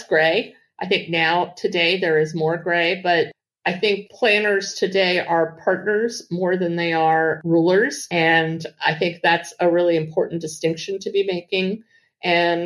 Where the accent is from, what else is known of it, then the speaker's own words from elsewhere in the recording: Washington, District of Columbia, United States; I grew up here in Washington, D.C.